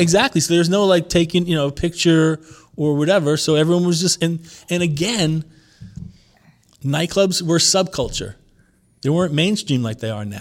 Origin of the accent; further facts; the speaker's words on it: Long Island, New York, United States; also born or lived in Lower East Side, New York; I was born in Long Island.